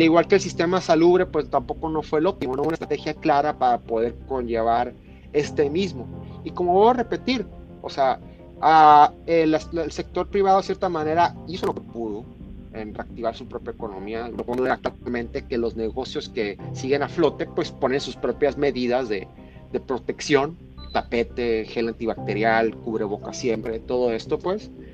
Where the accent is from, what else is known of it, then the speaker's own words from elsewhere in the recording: Mexico; como mexicano